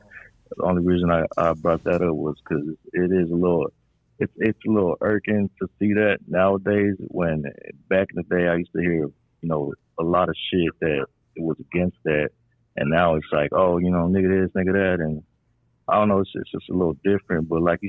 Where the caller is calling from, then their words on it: the Bay Area, California, United States; I'm calling from the Bay right now.